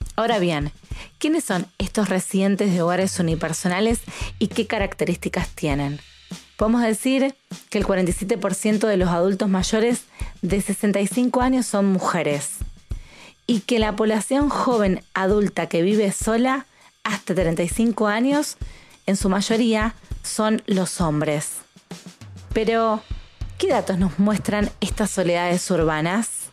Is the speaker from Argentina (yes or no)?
yes; Rosario, Santa Fe, Argentina; soy argentina